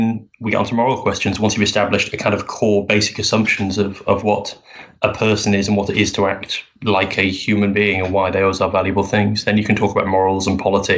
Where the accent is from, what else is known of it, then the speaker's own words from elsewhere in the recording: United Kingdom; being wonderfully British and humble